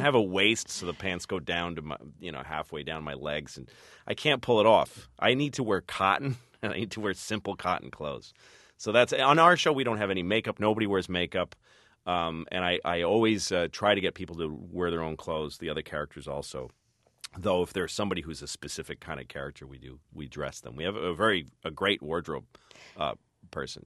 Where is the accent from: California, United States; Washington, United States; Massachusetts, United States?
Massachusetts, United States; Newton; moved away as an adult; also born or lived in New York; I grew up in Newton